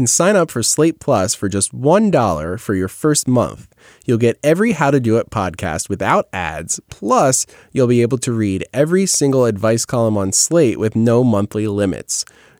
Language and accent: English; New York, United States; Sorry, I'm from New York.